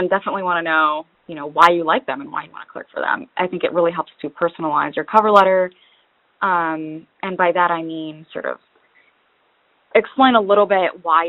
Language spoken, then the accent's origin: English; Detroit, Michigan, United States; also born or lived in Lebanon; I think I applied mostly in the Midwest because that's where I'm from. I immigrated from Lebanon and we eventually settled in Detroit, so I wanted to stay in the Midwest.